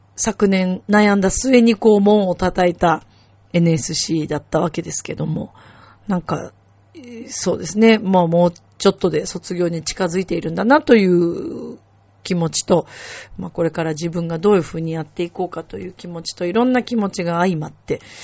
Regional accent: Japan; 自分が日本で生まれて日本人だからここにいます

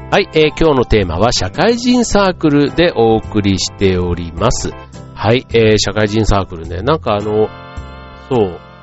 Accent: Kansai, Japan; now in Chiba, Japan; 僕で言ったら関西出身で

